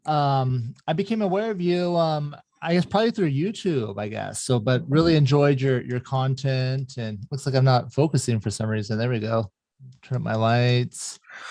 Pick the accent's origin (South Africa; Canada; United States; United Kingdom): United States; Mesa, Arizona; grew up in Mesa, Arizona.